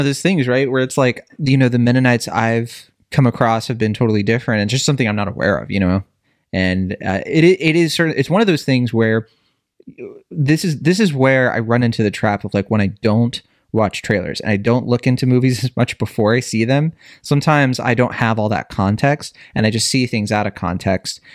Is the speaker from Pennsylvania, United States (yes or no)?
no; Virginia, United States; I grew up in Virginia